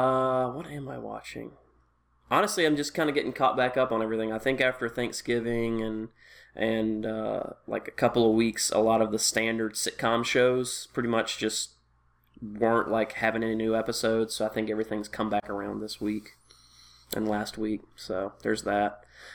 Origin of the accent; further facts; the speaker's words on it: the South, United States; I grew up in the South